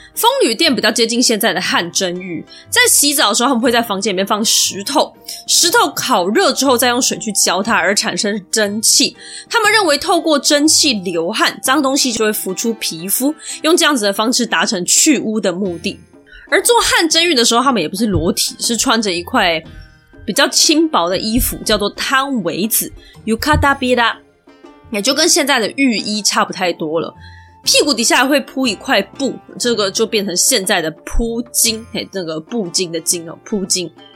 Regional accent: Taiwan; 我们台湾人

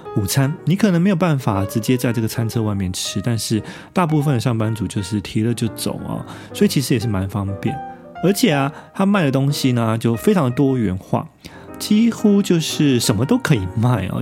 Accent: Taiwan; now in Tokyo, Japan; 因为我们台湾人向来已经其实习惯了像夜市啊， 这种直接就在外面啊，户外的，呃，直接拉着椅子就吃饭的一种形式

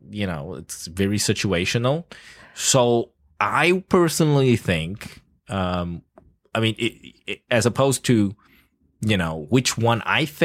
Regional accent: South Africa; I grew up in South Africa. You don't stop when people stop you on the streets.

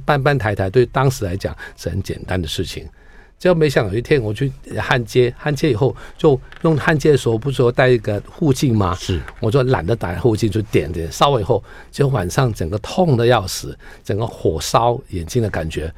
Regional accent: Hong Kong; moved away as an adult; now in Taiwan; 因为我在香港的时候

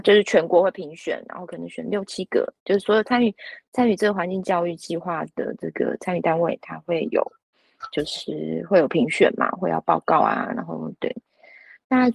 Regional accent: Luzhou, New Taipei, Taiwan; 这是我的故乡

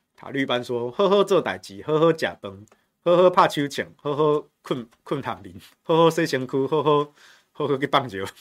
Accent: Taichung, Taiwan; 我身为台中人，我以前多年，我没有吃过，也没有见过淡水阿给这个小吃

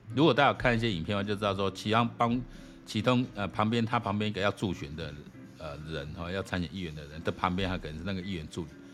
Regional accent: Taiwan; 我们台湾人

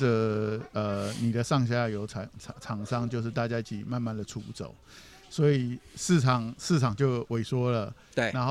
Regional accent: Taiwan; 其所以其实我们知道，大陆现在很多的产业都是我们台湾人去帮忙的，

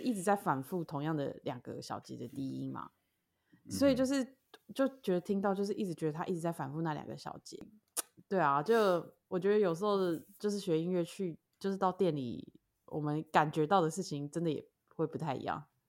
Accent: Taoyuan, Taiwan; also born or lived in United States; now in Hualien, Taiwan; 我现在又，又住花莲，然后我老家在桃园

